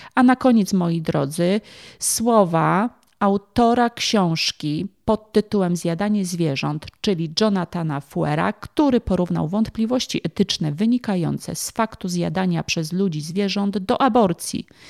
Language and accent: Polish; Kraków, Lesser Poland, Poland; pochodzę z Krakowa, więc w tym momencie odnoszę się właśnie do mojego rodzinnego miasta